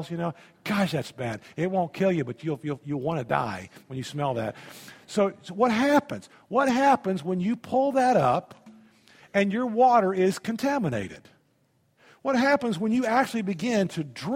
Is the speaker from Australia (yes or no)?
no; Indiana, United States; also born or lived in Tennessee; I grew up in Indiana. We had wells in Indiana.